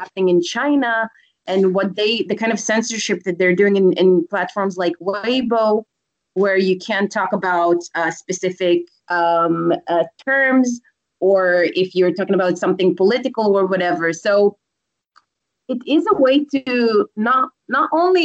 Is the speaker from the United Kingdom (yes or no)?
no; Israel; I come from Israel